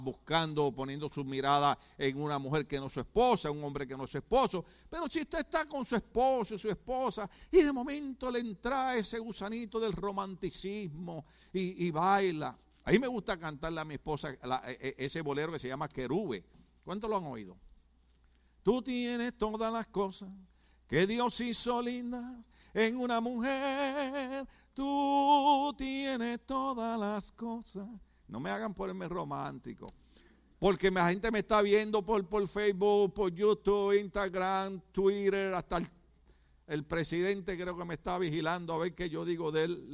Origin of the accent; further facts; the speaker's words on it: Puerto Rico; moved away; como yo soy puertorriqueño